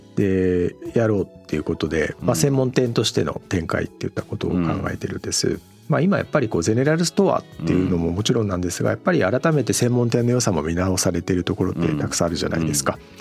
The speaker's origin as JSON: {"language": "Japanese", "town": "Kawagoe", "region": "Saitama", "country": "Japan", "tie": "born or raised there", "said": "私も川越の街中じゃなくて農村で生まれ育ってるんで"}